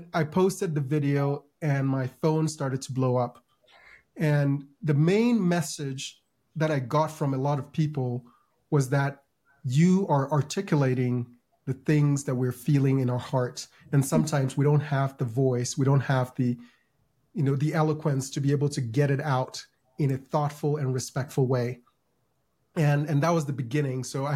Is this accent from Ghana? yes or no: yes; Ghana; now in United States; I grew up in Ghana.